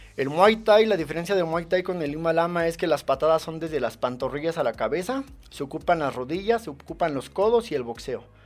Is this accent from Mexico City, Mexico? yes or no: no; Ecatepec, State of Mexico, Mexico; now in Tultepec, Mexico; Yo nací en Jalostoque, Catepec. Eh, radico en Tultepec, Estado de México